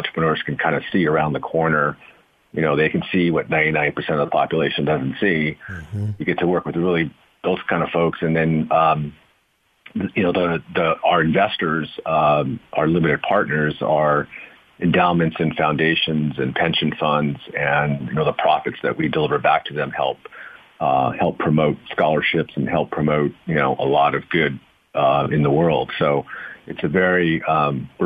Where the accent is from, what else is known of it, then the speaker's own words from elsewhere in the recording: Los Angeles, California, United States; I grew up in West Los Angeles, back in, and went to public schools in Los Angeles